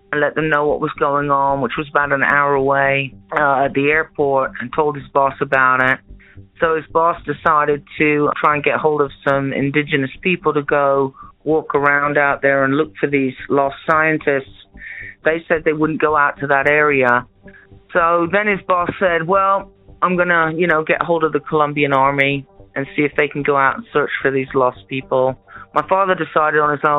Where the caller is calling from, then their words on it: New Mexico, United States; I'm calling from New Mexico